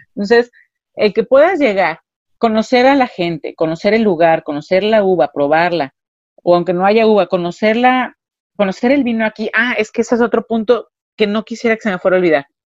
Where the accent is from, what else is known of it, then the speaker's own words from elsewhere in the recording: Ensenada, Baja California, Mexico; also born or lived in Puebla; originalmente yo soy nacida en Puebla, pero soy crecida, criada y educada aquí en, o maleducada baja